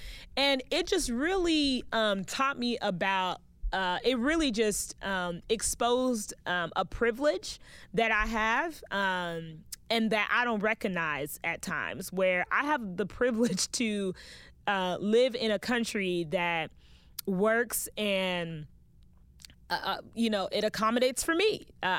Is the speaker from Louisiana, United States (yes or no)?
no; West Palm Beach, Florida, United States; I was born and raised in West Palm Beach, Florida, and my entire family is Haitian. I am a Haitian American